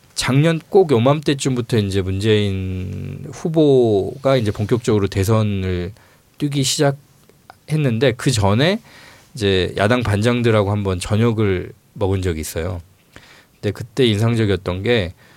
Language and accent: Korean; Honam, South Korea; 제가 이제 호남 출신인데